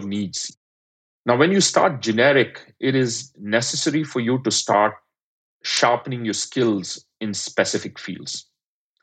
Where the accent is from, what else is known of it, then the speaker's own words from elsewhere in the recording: India; moved away; I'm an immigrant, I grew up in India